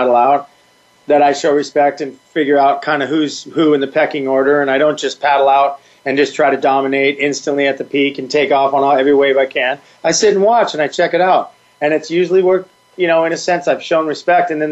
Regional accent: San Clemente, California, United States; we do love our hometown

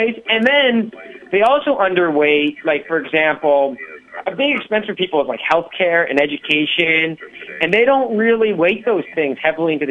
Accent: Canada; I'm from Canada

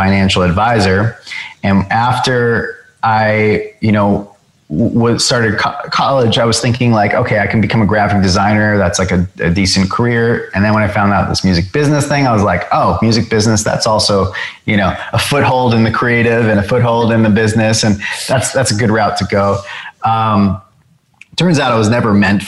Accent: Long Island, New York, United States; growing up on Long Island

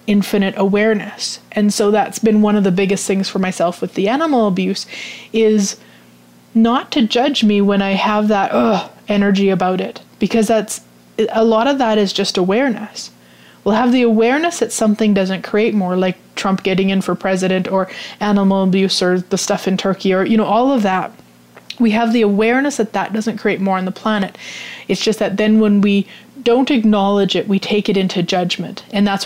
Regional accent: Canada; I'm Canadian

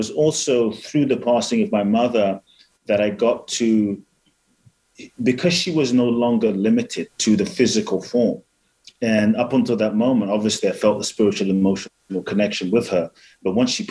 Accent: Ghana; I was born in Ghana

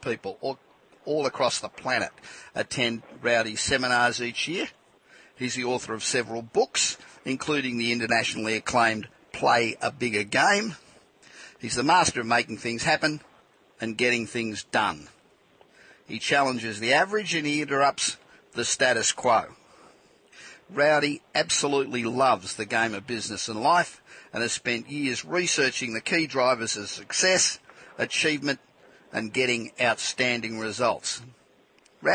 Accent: Australia; moved away as an adult; now in California, United States; I'm obviously Australian too, but I've been living in California 25 years

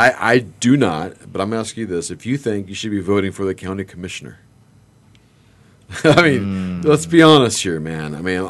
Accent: Los Angeles, California, United States; Yeah, see, I grew up in Northridge.

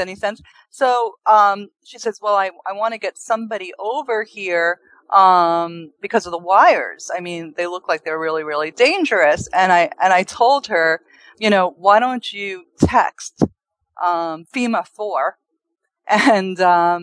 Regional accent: New York, United States; moved away; I come from New York. This is my town

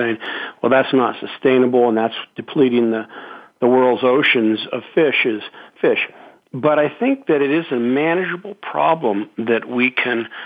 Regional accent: Carson City, Nevada, United States; I was a teenager growing up in Carson City, Nevada

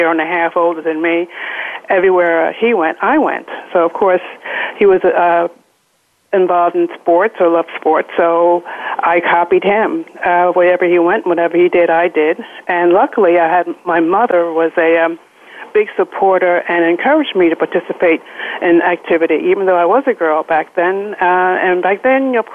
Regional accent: New Rochelle, New York, United States; I was born and raised in New Rochelle, New York.

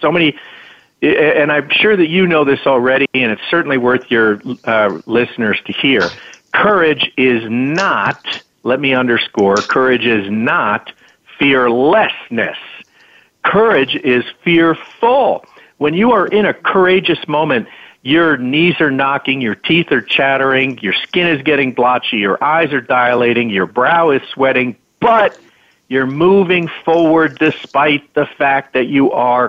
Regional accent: Larchmont, New York, United States; I grew up in Larchmont, New York, in Westchester County

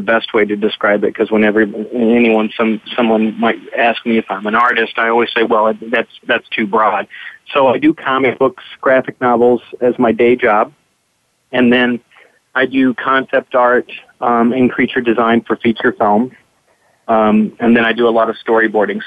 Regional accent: Kentucky, United States; growing up in Kentucky

